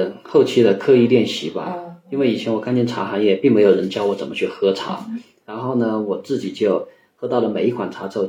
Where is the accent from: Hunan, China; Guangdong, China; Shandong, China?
Hunan, China; moved away as an adult; also born or lived in Wuhan; now in Yunnan, China; 我是湖南人，然后在武汉读书，后来就来了云南这边。